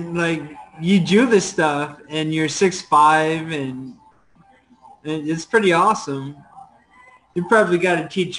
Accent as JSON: {"language": "English", "town": "Buffalo", "region": "New York", "country": "United States", "moved": "yes", "lives_now": "Arizona, United States", "said": "I'm from Buffalo, New York, but I live in Arizona."}